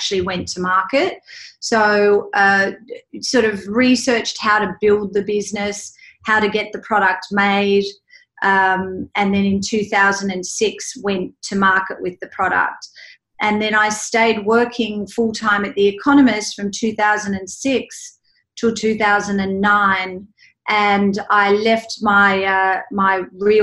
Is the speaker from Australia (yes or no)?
yes; Sydney, New South Wales, Australia; moved away as an adult; now in New York, United States; I was born and raised in Sydney, Australia, and moved to New York in 1997